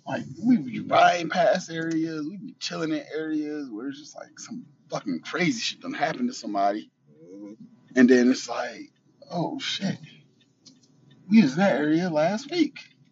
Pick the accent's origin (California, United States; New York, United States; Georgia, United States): New York, United States; Buffalo; In Buffalo, I can speak for Buffalo because this is where we live and this is where we're from.